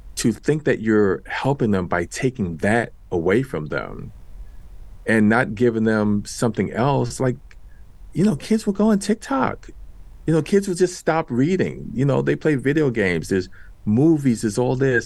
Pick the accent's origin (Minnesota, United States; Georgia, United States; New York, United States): New York, United States; New York City; I grew up in Washington Heights in New York City.